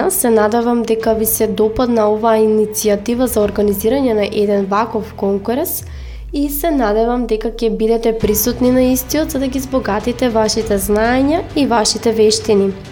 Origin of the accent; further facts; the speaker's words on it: North Macedonia; кај нас во Македонија